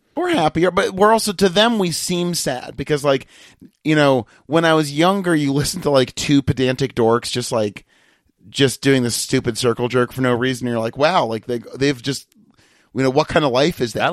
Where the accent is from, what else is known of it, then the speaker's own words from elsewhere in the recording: Massachusetts, United States; I'm from Massachusetts